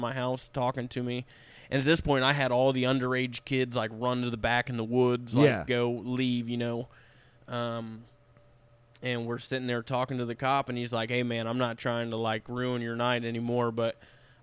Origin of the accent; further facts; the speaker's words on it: West Milton, Ohio, United States; my hometown is called West Milton